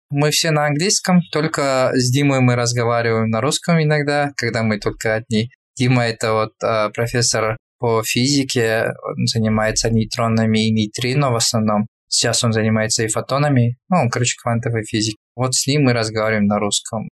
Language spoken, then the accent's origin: Russian; Kyzylorda Region, Kazakhstan; moved away as an adult; also born or lived in Karaganda, Kazakhstan / Almaty, Kazakhstan; now in Canada; я родился в городе где? Караганде. Вырос я уже на юге, Казладинская область.